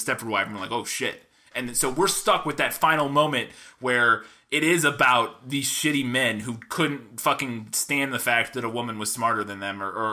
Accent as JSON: {"language": "English", "town": "St. Louis", "region": "Missouri", "country": "United States", "tie": "born or raised there", "said": "I grew up in St. Louis"}